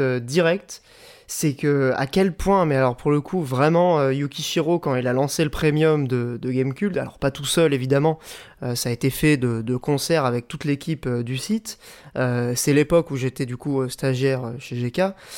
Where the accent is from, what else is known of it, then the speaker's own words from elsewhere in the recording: the Nord, Hauts-de-France, France; j'ai grandi dans le Nord